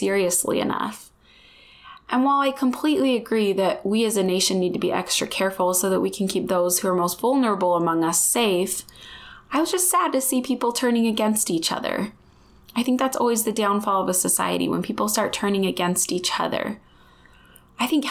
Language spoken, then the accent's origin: English; United States; growing up in the United States